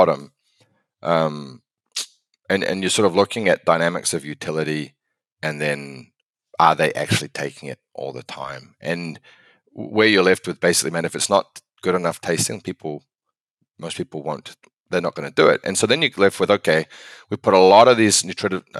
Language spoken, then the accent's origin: English; New Zealand; moved away as an adult; now in United States; I'm from New Zealand originally. I moved to the States sort of 2008, 2009